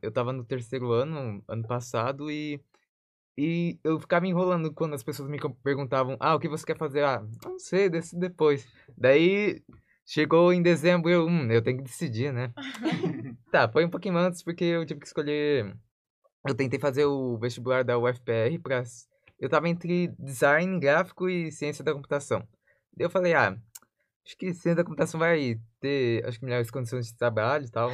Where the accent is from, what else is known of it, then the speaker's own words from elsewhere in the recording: Sorriso, Mato Grosso, Brazil; moved away as an adult; eu tive que mudar da minha cidade natal. Eu morava em Sorriso, Mato Grosso